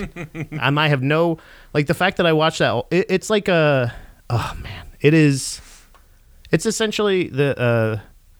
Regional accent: Florida, United States; I'm from Florida

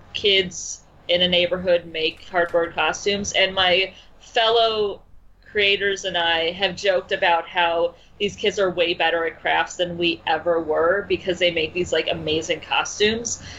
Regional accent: Chicago, Illinois, United States; also born or lived in the Midwest; I'm from Chicago. I'm also. I should point out that I live in Chicago now

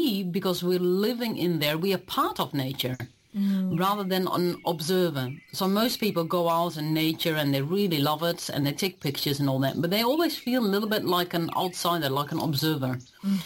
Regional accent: Netherlands; moved away as an adult; now in New Zealand; I am originally from Holland

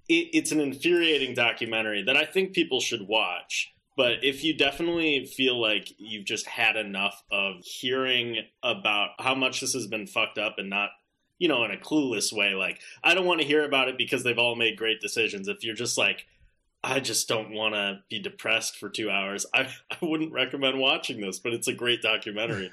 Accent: Wisconsin, United States; Wisconsin, my home state

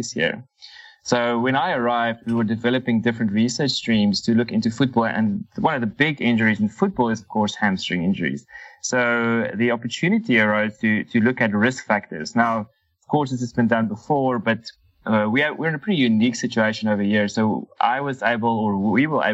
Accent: Cape Town, Western Cape, South Africa; moved away as an adult; also born or lived in Namibia; now in Doha, Qatar; So I'm originally from South Africa, from Cape Town, and did my undergrad there

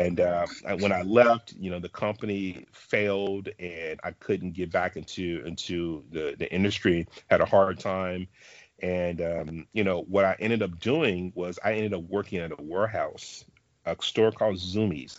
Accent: Dallas, Texas, United States; I'm from Dallas, Texas

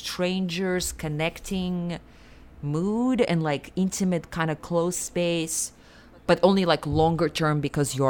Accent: Siberia, Russia; moved away; also born or lived in New York; I grew up in Siberia

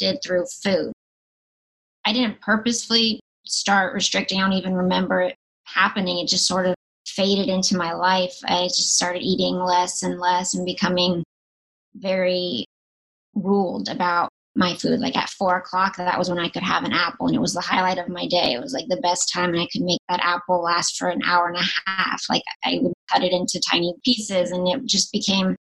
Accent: North Carolina, United States; now in Los Angeles, United States; I grew up in North Carolina

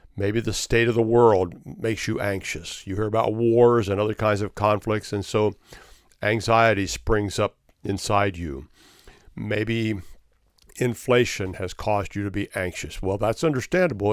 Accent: Florida, United States; my home state of Florida

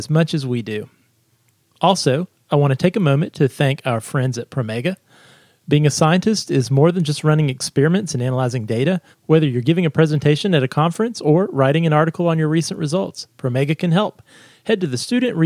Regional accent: Virginia, United States; this is my home state of Virginia

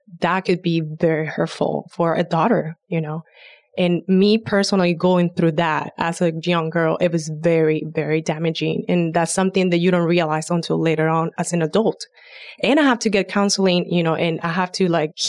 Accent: Puerto Rico; growing up in Puerto Rico, I didn't have a grandfather that was all respectful

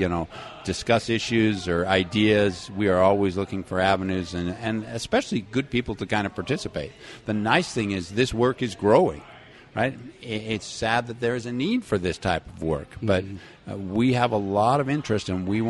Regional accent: Salt Lake City, Utah, United States; my experience growing up in Salt Lake City

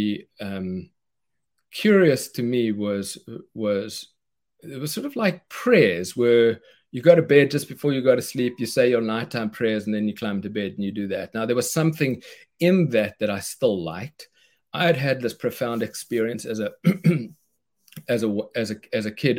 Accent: South Africa; moved away as an adult; now in United States; I knew I was moving from South Africa to America. I'm the guy who won the green card in the green card lottery

